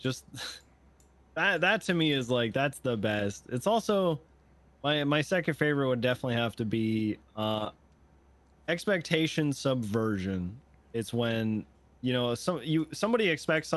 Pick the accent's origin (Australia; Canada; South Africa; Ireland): Canada; I'm from Canada